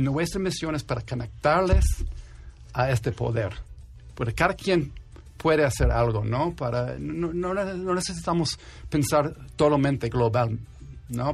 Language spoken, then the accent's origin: Spanish; New York, United States; Spanish is a second language; moved away as an adult; now in Mexico; yo, nací en Nueva York. Y yo tengo 10 años aquí en México.